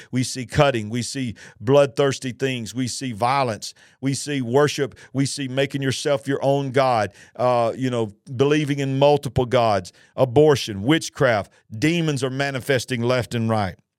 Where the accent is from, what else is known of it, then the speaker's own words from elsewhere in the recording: United States; our nation, the nation of the United States of America